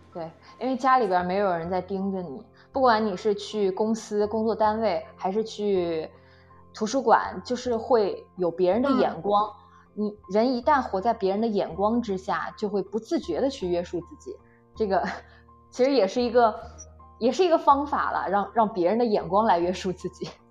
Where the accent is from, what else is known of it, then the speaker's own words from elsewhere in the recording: Nanjing, Jiangsu, China; moved away as an adult; now in Beijing, China; 我小时候在家，冬天都不下床的呀